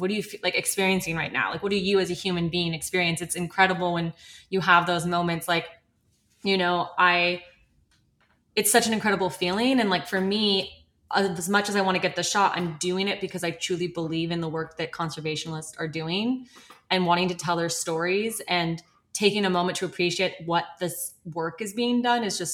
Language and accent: English; United States; born and raised in America